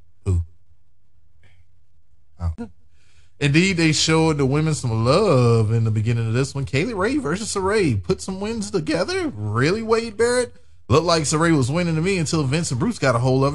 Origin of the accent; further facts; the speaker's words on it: United Kingdom; I'm British